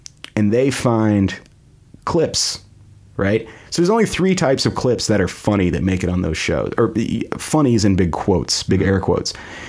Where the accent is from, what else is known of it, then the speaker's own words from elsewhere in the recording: United States; also born or lived in Canada; I was 6 months old when we moved to the States.